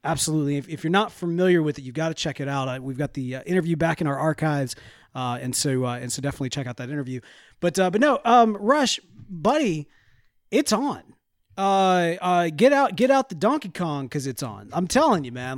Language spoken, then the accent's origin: English; the South, United States; We're from the South